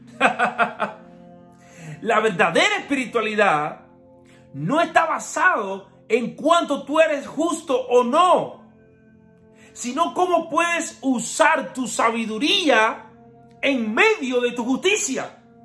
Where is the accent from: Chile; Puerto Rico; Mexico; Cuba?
Cuba; soy cubano